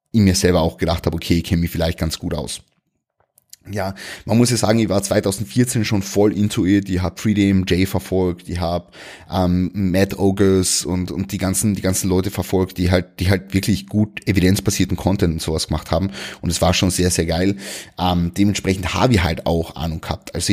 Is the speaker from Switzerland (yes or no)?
no; Klagenfurt, Carinthia, Austria; habe einen McFit angemeldet in Klagenfurt also in meiner Heimatstadt in Kärnten